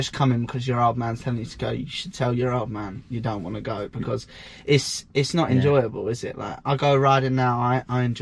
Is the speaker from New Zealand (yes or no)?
no; England, United Kingdom; moved away as an adult; now in United States; I'm not American. Yeah, I'm English.